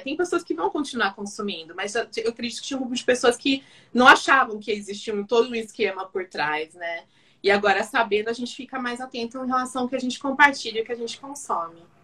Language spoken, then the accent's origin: Portuguese; São Paulo, Brazil; also born or lived in Campinas; nascida aqui em São Paulo, mas eu fiz faculdade em Campinas, morei minha juventude toda lá na, em Campinas e voltei para São Paulo